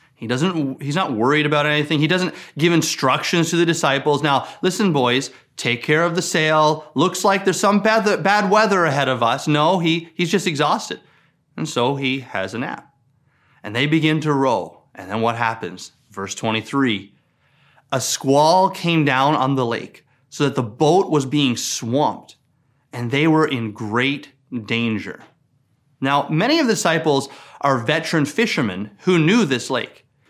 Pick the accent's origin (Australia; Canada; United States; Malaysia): Canada; Newfoundland and Labrador; I grew up in Newfoundland, and I spent a lot of time on the Atlantic Ocean